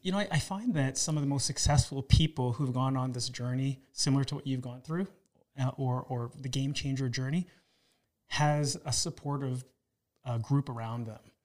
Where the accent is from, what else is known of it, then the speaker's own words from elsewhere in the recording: Toronto, Ontario, Canada; I was raised in Toronto